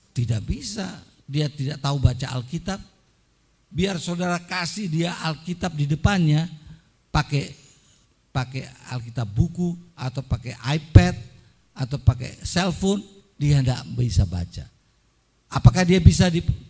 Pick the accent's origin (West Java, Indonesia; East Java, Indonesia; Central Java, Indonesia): East Java, Indonesia; Surabaya; now in Washington, D.C., United States; Saya dibesarkan di Surabaya.